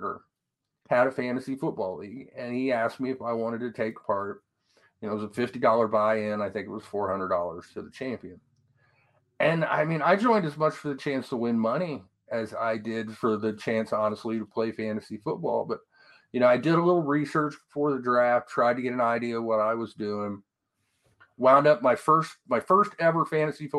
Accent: Columbus, Ohio, United States; growing up in Columbus, Ohio

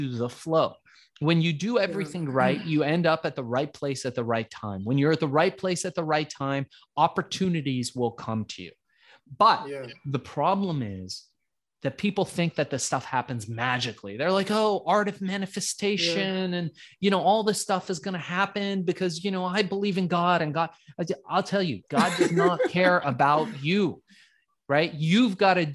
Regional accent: Iran; born or raised there; now in United States

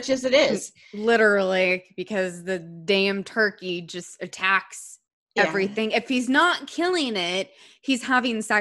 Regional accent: California, United States; it's because I was born and raised in California and kind

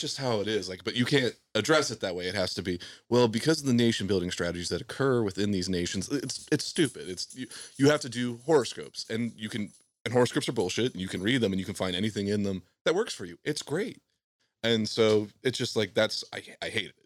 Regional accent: Southwest Ohio, United States; I was raised in Southwest Ohio

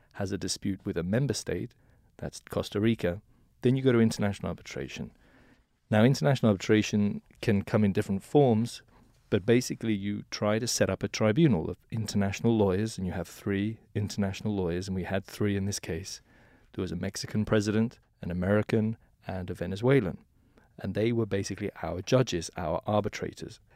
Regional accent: England, United Kingdom; now in New York, United States; originally from England

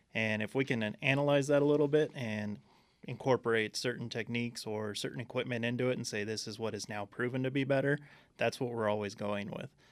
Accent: Southern California, United States; moved away as an adult; now in Arizona, United States; I came from Southern California. born and raised out there

